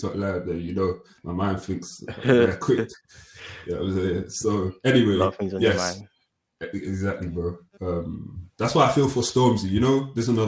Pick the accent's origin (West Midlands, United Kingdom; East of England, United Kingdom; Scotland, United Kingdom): West Midlands, United Kingdom; Stoke-on-Trent; I'm from Stoke